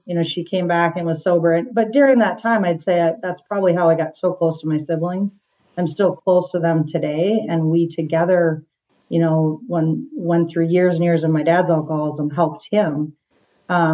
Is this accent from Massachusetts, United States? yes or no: no; Minneapolis, Minnesota, United States; I grew up in Twin Cities of Minneapolis, so west suburbs